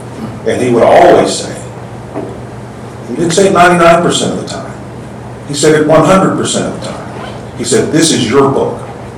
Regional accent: Texas, United States; I grew up in Texas, where football is so big.

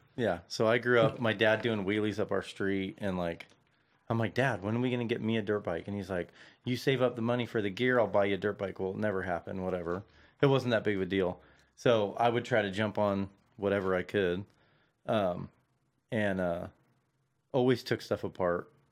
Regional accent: Santa Clarita, California, United States; also born or lived in Van Nuys; I'm originally from, like, Santa Clarita

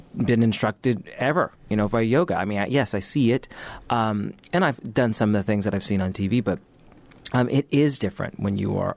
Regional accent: United States; we're speaking as Americans

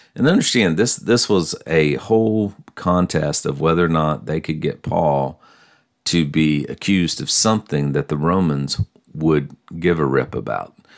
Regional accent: United States; I'm a Christian first, for sure, but I'm also an American

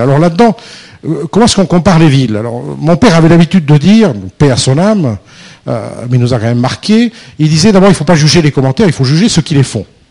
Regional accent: France; nous, les Français

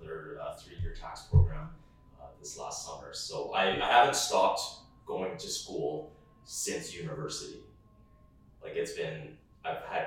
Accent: Calgary, Alberta, Canada; also born or lived in Indonesia; I was raised here in Calgary

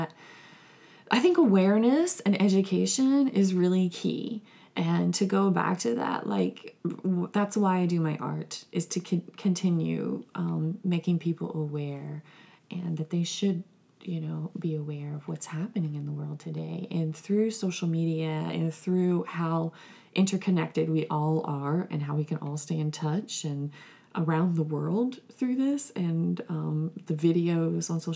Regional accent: Winston-Salem, North Carolina, United States; I'm from Winston-Salem, North Carolina

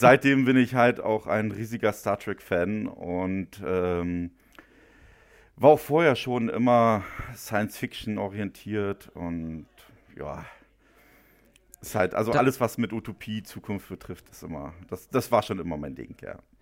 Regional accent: Müncheberg, Brandenburg, Germany; moved away as an adult; Ich bin ja auch geborener Ostdeutscher

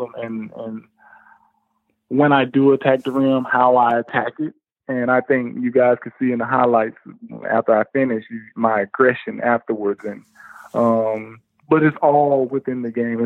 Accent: United States; moved away; as an American

